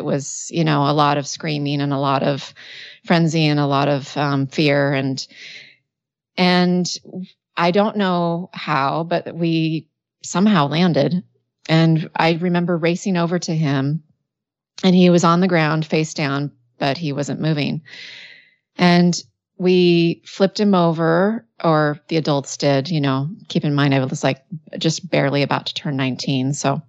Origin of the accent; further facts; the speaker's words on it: Washington, United States; I was born and raised in Washington State, and it was in the desert part of that state.